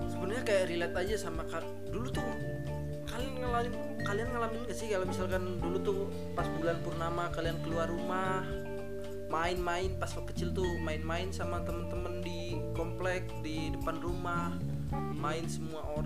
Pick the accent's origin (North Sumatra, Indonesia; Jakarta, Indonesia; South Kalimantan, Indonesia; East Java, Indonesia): Jakarta, Indonesia; karena gue dari Jakarta gue gue rekaman di sini